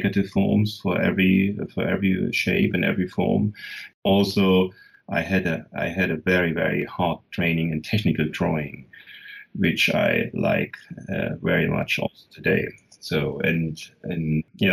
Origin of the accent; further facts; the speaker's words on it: Germany; I was born in the East